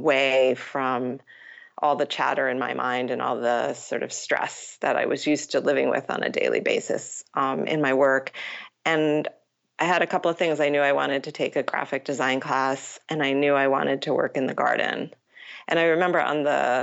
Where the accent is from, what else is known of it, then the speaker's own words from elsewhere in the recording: Matawan, New Jersey, United States; So I grew up in Mattawan, New Jersey